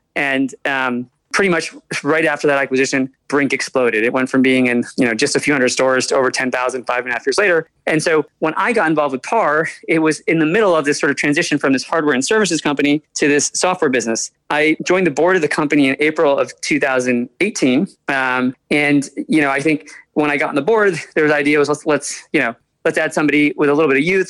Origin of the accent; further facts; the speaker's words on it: Albany, New York, United States; also born or lived in Bronx, New York; I was born in the Bronx, but I was primarily raised in upstate New York near yeah. Albany